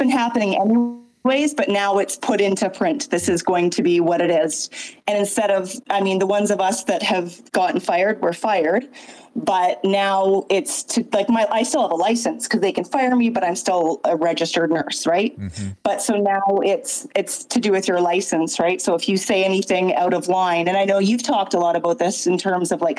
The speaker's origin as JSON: {"language": "English", "region": "British Columbia", "country": "Canada", "said": "I'm a Canadian nurse in BC"}